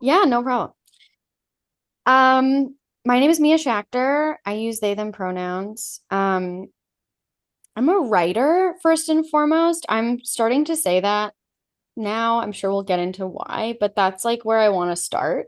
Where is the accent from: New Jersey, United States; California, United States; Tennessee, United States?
California, United States; Los Angeles; moved away as an adult; also born or lived in New York; I grew up in Los Angeles in, like, a T V home, an entertainment home